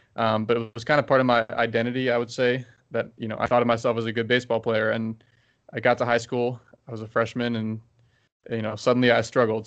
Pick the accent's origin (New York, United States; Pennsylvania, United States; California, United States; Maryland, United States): Maryland, United States; Baltimore; I'm from Baltimore